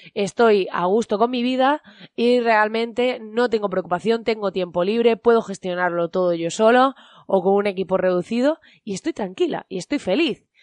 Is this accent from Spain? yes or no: yes; Spain